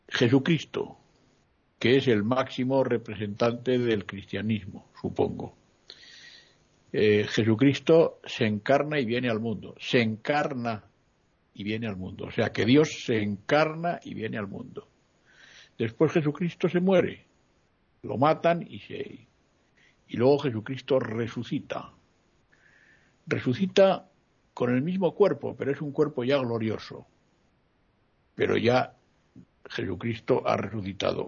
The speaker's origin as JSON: {"language": "Spanish", "town": "Madrid", "region": "Community of Madrid", "country": "Spain", "moved": "as an adult", "said": "Yo soy de Madrid y estuve 11 años fuera de mi pueblo."}